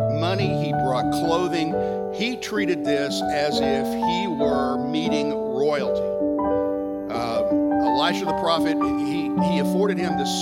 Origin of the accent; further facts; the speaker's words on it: Texas, United States; as a Texan